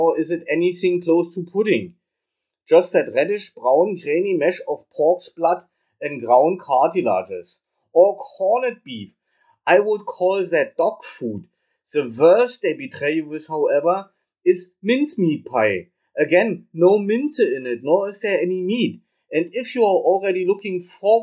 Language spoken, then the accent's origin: English; Berlin, Germany; from Berlin, from Germany